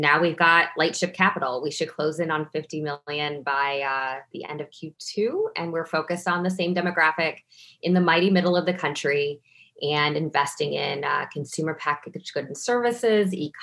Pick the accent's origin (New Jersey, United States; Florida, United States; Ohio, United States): Ohio, United States; Toledo; moved away as an adult; also born or lived in Cincinnati, Ohio; I'm originally from Toledo, Ohio.